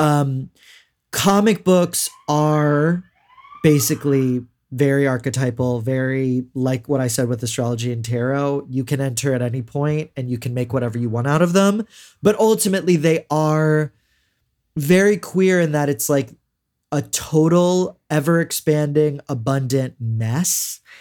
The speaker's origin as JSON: {"language": "English", "town": "Houston", "region": "Texas", "country": "United States", "said": "I'm from Houston and we have a lot of mega churches"}